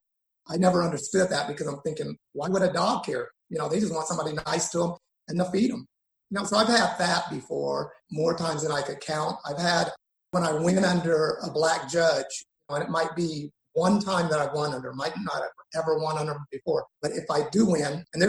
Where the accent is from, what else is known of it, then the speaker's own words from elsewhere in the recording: Shreveport, Louisiana, United States; born there; also born or lived in Texas / Utah; because I was born in Shreveport, lived there, moved to Waco, Texas with my dad, went all over Texas, Houston and everything, and then went from Texas back to Shreveport and then to Utah.